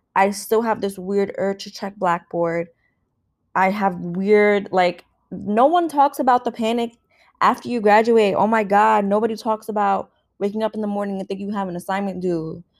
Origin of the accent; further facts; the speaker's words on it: New York City, New York, United States; where I grew up, A K A New York City